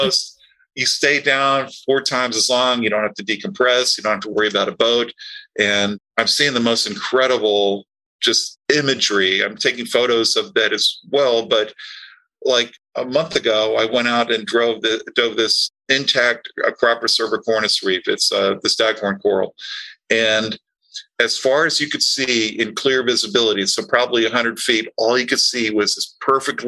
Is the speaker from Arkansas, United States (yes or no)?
no; Tampa, Florida, United States; I grew up in Tampa